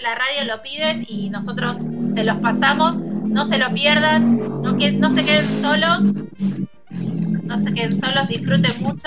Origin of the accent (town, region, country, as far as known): Argentina